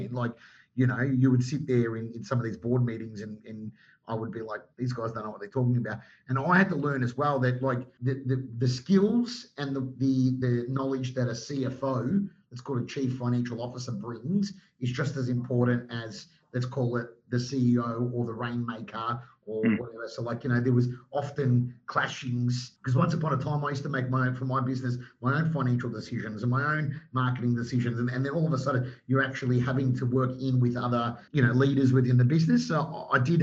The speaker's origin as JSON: {"language": "English", "town": "Melbourne", "region": "Victoria", "country": "Australia", "moved": "as an adult", "lives_now": "Sydney, Australia", "said": "Like I was the Melbourne boy."}